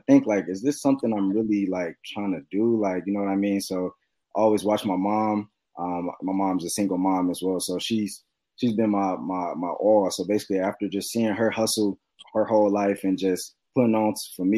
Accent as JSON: {"language": "English", "town": "Cleveland", "region": "Ohio", "country": "United States", "said": "I'm from Cleveland, Ohio"}